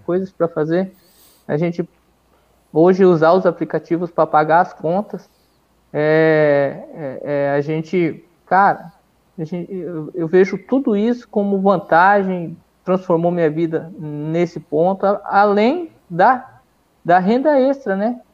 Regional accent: Brazil; a gente é brasileiro

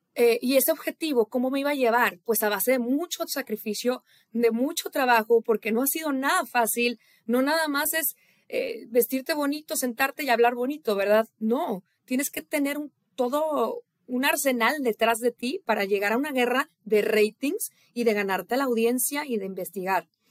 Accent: Irapuato, Guanajuato, Mexico; moved away as an adult; also born or lived in Monterrey, Nuevo León / Houston; now in United States; esa joven que creció en Irapuato, Guanajuato, que se fue a vivir a Monterrey, Nuevo León, mi tierra

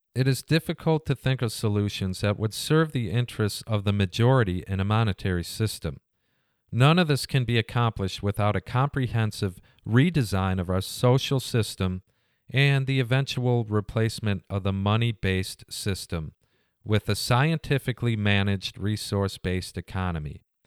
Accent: United States; being an American.

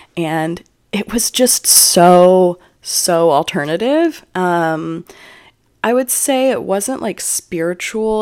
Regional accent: Juneau, Alaska, United States; now in Austin, United States; I was born in Juneau, Alaska

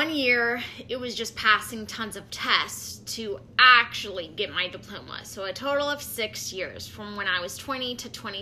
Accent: St. Louis, Missouri, United States; I'm from St. Louis

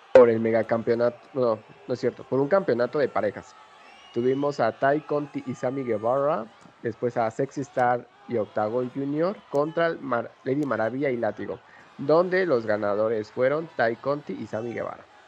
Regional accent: Mexico City, Mexico; Nosotros pues somos citadinos de la Ciudad de México

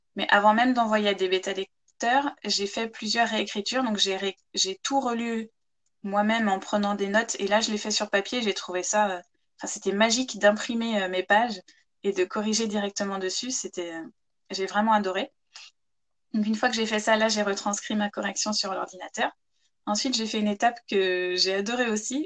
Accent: Chartres, Centre-Val de Loire, France; also born or lived in Ireland; now in Manche, France; Je suis originaire de Chartres en Eure-et-Loire à la base, c'est là-bas que j'ai grandi

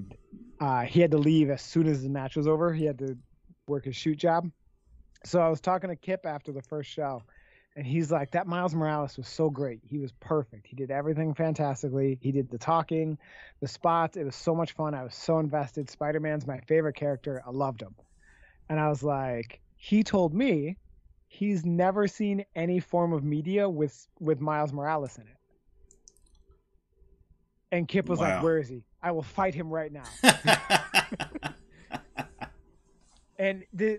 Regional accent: Canada; I'm Canadian

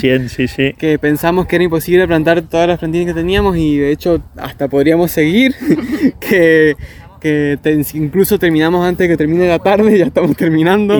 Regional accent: San Carlos, Mendoza, Argentina; Yo soy de la Villa San Carlos. Detrás de mi casa pasa un arroyo

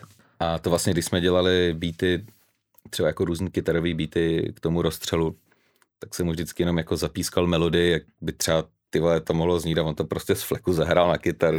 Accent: Vodňany, South Bohemian Region, Czechia; now in Prague, Czechia; pocházím z Vodňan

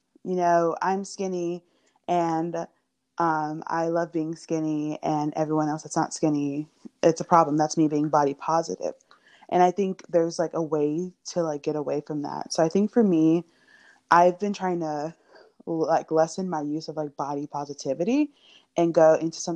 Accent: Miami, Florida, United States; I'm from Miami, Florida

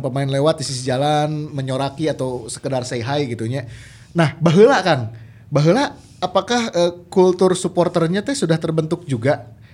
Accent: Bandung Regency, West Java, Indonesia; orang-orang saya, orang-orang Kabupaten Bandung

